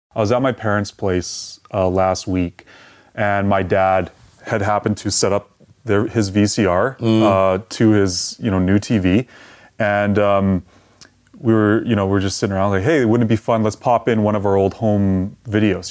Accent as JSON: {"language": "English", "town": "Edmonton", "region": "Alberta", "country": "Canada", "tie": "born or raised there", "said": "I grew up here in Edmonton."}